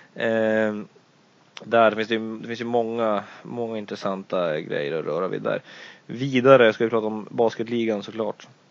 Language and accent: Swedish; Luleå, Norrbotten County, Sweden; vi är ju alla från Luleå